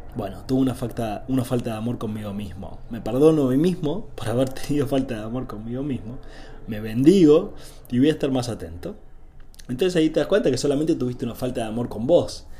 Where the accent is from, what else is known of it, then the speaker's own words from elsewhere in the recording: Argentina; soy de Argentina, vivo en Argentina